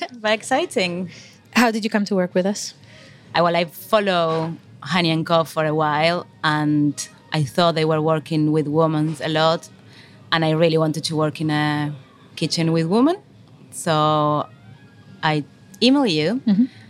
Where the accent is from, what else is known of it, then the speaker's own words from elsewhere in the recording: Argentina; moved away as an adult; now in England; I'm from Argentina. I came here 10 years ago, more or less